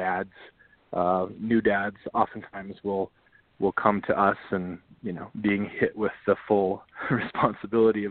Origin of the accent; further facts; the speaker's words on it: North Dakota, United States; I grew up in North Dakota